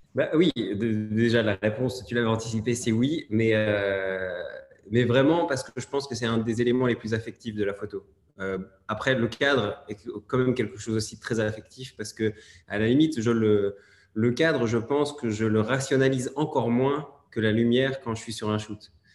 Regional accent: Belgium; je suis belge

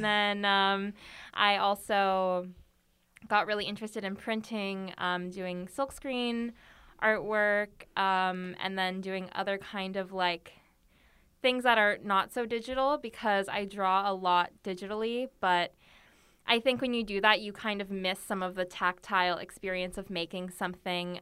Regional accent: United States; moved away as an adult; now in South Korea; my mom is Korean, my dad is white, um, and I grew up mostly in America

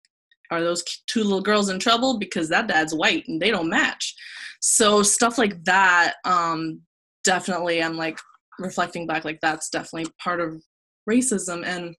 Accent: Saudi Arabia; also born or lived in Texas, United States / United Arab Emirates; I was born in Texas and then was flown to Saudi Arabia and United Arab Emirates and places like that. So I lived most of my life there.

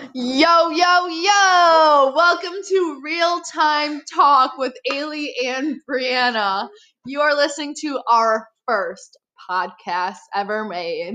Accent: Appleton, Wisconsin, United States; moved away as an adult; now in Marquette, United States; I am from Appleton, Wisconsin

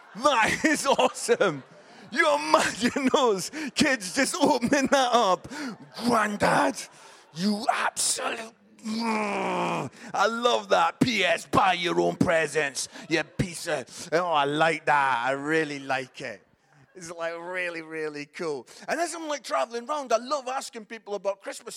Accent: Scotland, United Kingdom; moved away as an adult; also born or lived in Barnsley; I am Scottish

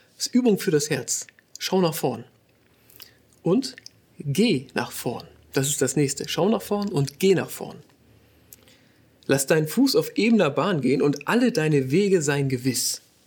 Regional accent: Northern Germany, Germany; moved away as an adult; now in Ruhr area, Germany; Wir kommen eigentlich aus Norddeutschland

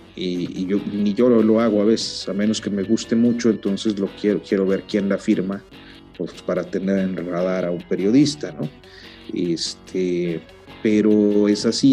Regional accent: northern Mexico, Mexico; now in Mexico City, Mexico; soy norteño

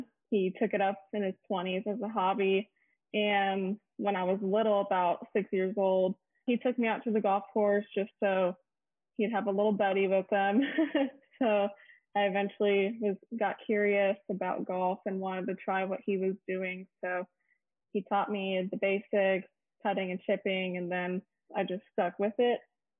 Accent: Austin, Texas, United States; I'm currently a professional golfer on the LPGA Tour. This is my rookie year. I'm from Austin, Texas.

